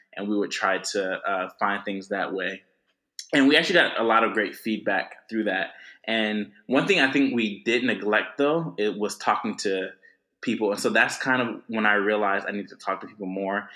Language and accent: English; Atlanta, Georgia, United States; I'm originally from Atlanta, uh, grew up there